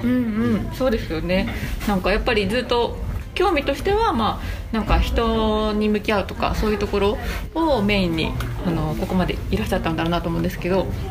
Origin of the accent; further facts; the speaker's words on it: Aichi, Japan; 愛知県出身なので、はい、まあ、あの名古屋市ではないもうちょっと田舎なんですけど名古屋の高校に通